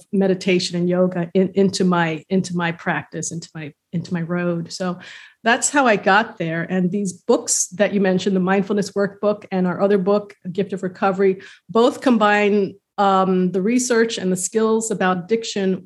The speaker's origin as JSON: {"language": "English", "town": "New York City", "region": "New York", "country": "United States", "tie": "born or raised there", "also_born_or_lived": "San Diego, California", "moved": "yes", "lives_now": "Savannah, United States", "said": "I grew up in New York City in kind of a rough part of town"}